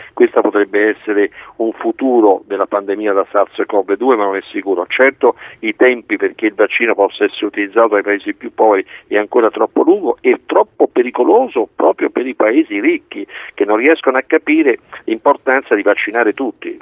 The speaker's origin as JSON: {"language": "Italian", "country": "Italy", "tie": "born or raised there", "said": "io sono nato in Italia"}